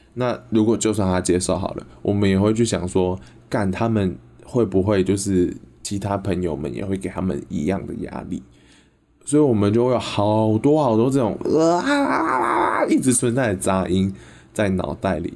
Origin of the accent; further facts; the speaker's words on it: Yunlin County, Taiwan; 我们家乡云林